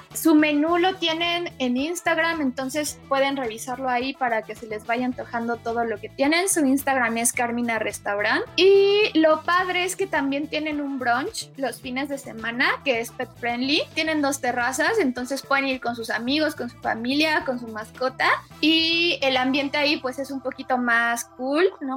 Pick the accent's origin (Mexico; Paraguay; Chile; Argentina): Mexico; muchísimas chavitas y chavitos mexicanos que lo vimos en los 90